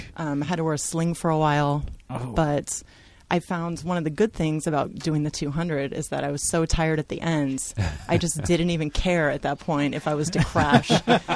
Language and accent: English; Salem, Oregon, United States; I'm also from Salem.